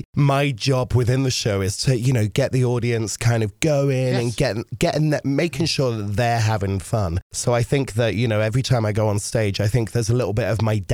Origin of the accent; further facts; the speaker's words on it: England, United Kingdom; I am actually from England